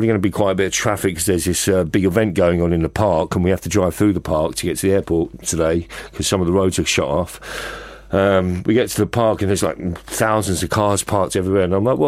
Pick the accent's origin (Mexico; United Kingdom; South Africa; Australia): United Kingdom; London; moved away as an adult; also born or lived in Los Angeles; I feel a very strong sense of being a Londoner